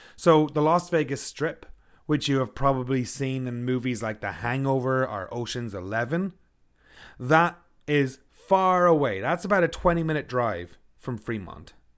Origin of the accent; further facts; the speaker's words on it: Ireland; now in Kelowna, Canada; I'm from Ireland.